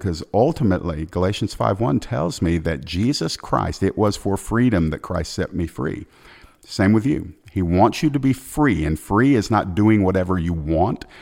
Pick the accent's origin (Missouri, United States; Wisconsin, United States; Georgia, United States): Georgia, United States; my home state of Georgia here in the United States